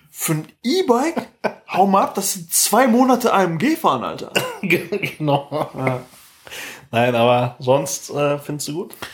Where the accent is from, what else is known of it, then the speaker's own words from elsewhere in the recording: Chile; German is a second language; ich komme aus Chile.